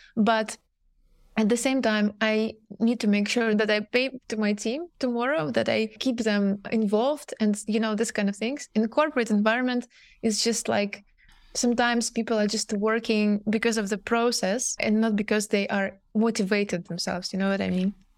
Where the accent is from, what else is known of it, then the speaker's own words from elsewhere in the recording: Russia; moved away as an adult; now in Amsterdam, Netherlands; I'm coming initially from Russia. Right now, I'm based in Amsterdam.